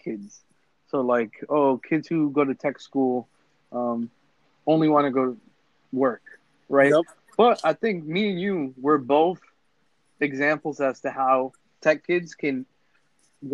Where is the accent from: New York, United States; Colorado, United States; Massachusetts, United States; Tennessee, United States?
Massachusetts, United States; Lawrence; we're from Lawrence